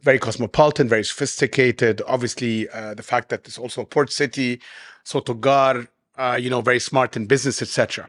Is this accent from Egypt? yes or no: yes; Egypt; now in Dubai, United Arab Emirates; growing up in Egypt